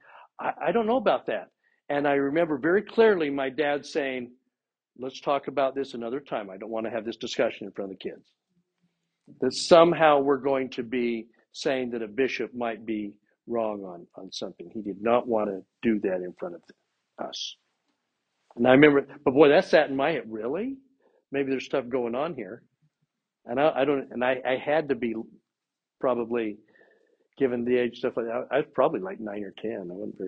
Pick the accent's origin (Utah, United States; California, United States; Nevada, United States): Utah, United States; No, this is, I'm from Utah. I know these things.